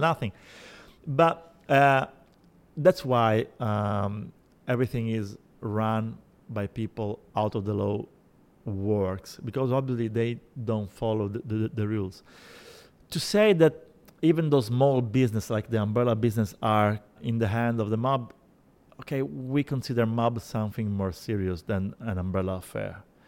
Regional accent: Sicily, Italy; English is a second language; now in Rome, Italy; I'm not from Rome. I am from, from Sicily

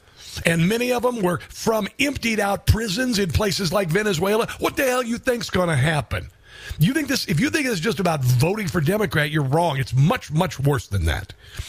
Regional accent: Iowa, United States; I'm from Iowa. This really pisses me off.

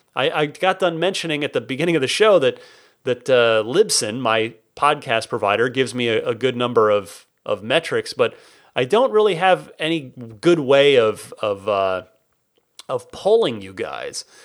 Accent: Phoenix, Arizona, United States; now in San Francisco, United States; I grew up mostly in the Phoenix Valley

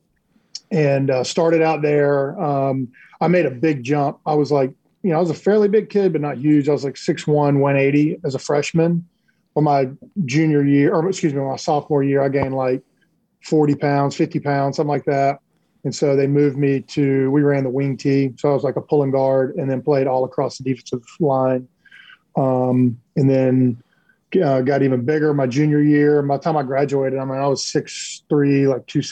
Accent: Cedar Key, Florida, United States; also born or lived in Homestead, Florida / Chiefland, Florida; I grew up in North Central Florida on the West Coast, a really small town called Cedar Key

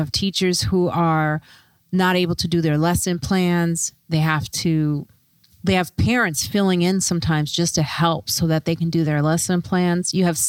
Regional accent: Chicago, Illinois, United States; I grew up in Chicago in the suburbs

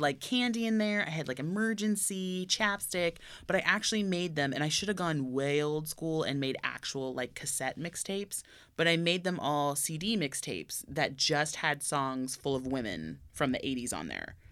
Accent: Tokyo, Japan; now in Burbank, United States; I grew up in Tokyo, went to Disney, or Tokyo Disneyland every year I was there.

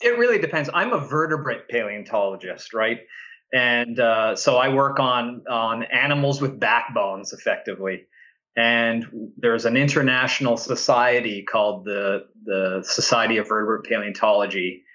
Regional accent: Ottawa, Ontario, Canada; I grew up in Ottawa, which is where I'm at now, in Ottawa in Canada

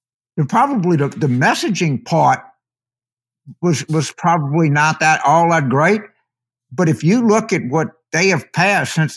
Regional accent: United States; as an American Catholic

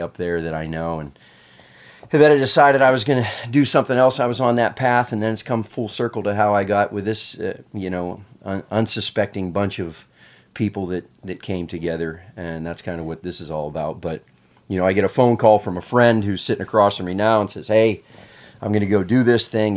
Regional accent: Pennsylvania, United States; I, I, I grew up in Pennsylvania

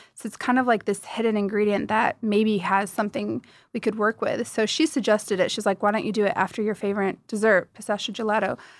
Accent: United States; moved away as an adult; now in Dubai, United Arab Emirates; I grew up in the States, you know, my roots are Middle Eastern

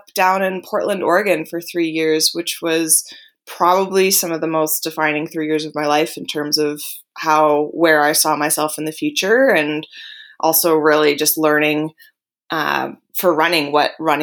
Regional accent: Rossland, British Columbia, Canada; I feel very fortunate to have grown up in such a small, unique town

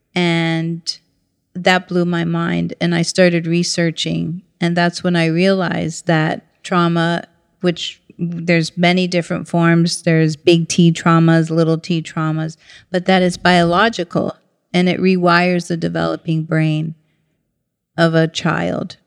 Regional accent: St. Petersburg, Florida, United States; moved away; also born or lived in New York City; grew up in St. Petersburg, Florida

